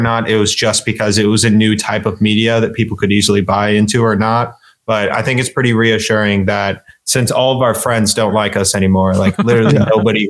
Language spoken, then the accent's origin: English; Indiana, United States; now in College Station, United States; Where are you from? And I'm like, Indiana.